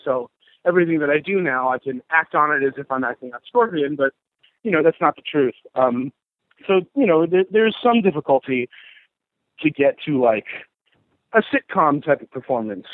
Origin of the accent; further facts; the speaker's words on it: Southern California, United States; growing up in Southern California